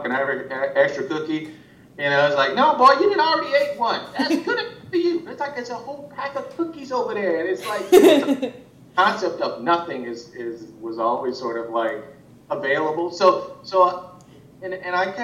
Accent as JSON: {"language": "English", "town": "Los Angeles", "region": "California", "country": "United States", "said": "I'm from South Central"}